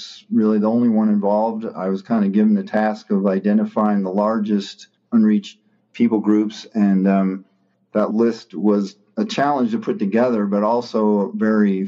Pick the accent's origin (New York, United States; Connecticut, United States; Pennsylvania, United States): Connecticut, United States; I grew up in Connecticut